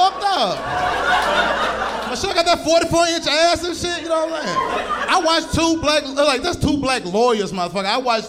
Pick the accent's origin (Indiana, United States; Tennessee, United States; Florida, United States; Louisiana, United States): Tennessee, United States; Nashville; I am from Nashville, Tennessee, man.